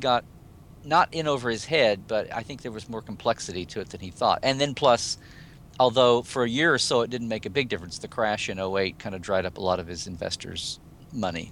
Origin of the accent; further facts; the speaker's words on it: Oklahoma City, Oklahoma, United States; moved away as an adult; now in California, United States; I'm originally from Oklahoma and moved down to California fifteen years ago.